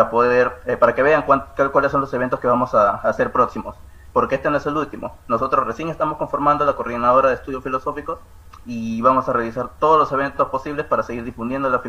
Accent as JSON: {"language": "Spanish", "country": "Peru"}